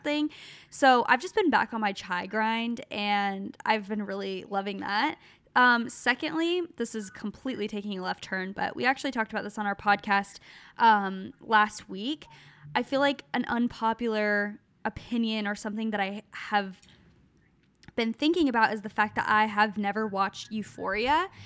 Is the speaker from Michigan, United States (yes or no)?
no; Gilbert, Arizona, United States; moved away as an adult; now in California, United States; we grew up in Gilbert, Arizona, so, like, just outside of Phoenix